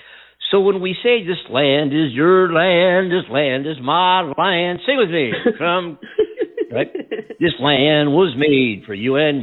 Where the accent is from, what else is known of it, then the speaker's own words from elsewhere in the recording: California, United States; California, my home state, and where we are broadcasting from right now in our Los Angeles coast-to-coast studios